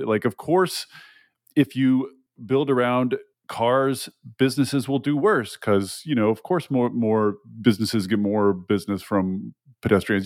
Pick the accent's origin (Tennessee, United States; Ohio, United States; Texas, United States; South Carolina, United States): Tennessee, United States; moved away; I'm, I'm from Tennessee originally